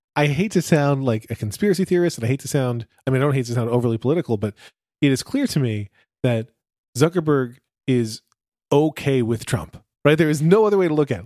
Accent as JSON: {"language": "English", "country": "United States", "said": "We're also from the United States"}